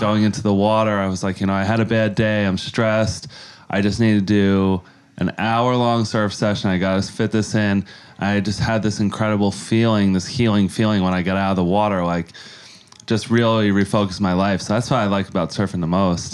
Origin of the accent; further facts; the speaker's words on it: Yonkers, New York, United States; moved away as an adult; now in San Diego, United States; I grew up in Yonkers, New York, uh, my whole life, and I was there till I was about twenty-five, and I headed out to San Diego